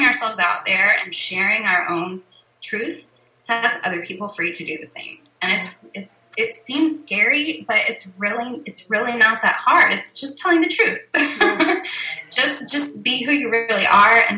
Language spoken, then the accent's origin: English; Oklahoma, United States; moved away as an adult; also born or lived in Kansas; I grew up in Oklahoma and back here now